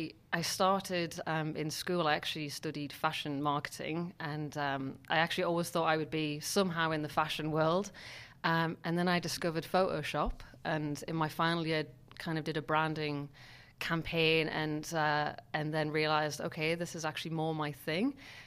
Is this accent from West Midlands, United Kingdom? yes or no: yes; Newcastle-under-Lyme, West Midlands, United Kingdom; now in Berlin, Germany; In a place called Newcastle, which is north of Birmingham.